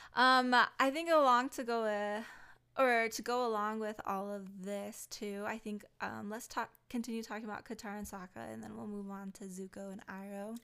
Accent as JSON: {"language": "English", "region": "Hawaii", "country": "United States", "said": "I'm Hawaiian"}